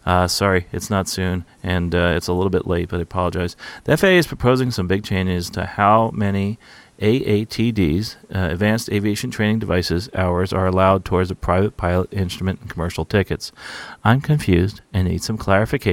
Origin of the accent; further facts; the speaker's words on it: New Jersey, United States; the town I live in here, where I grew up in here in New Jersey